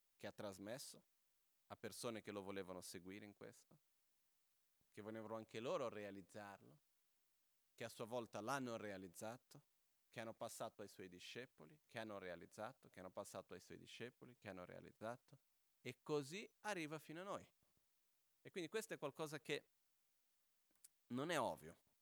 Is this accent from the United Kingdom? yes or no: no; Brazil; now in Italy; sono brasiliano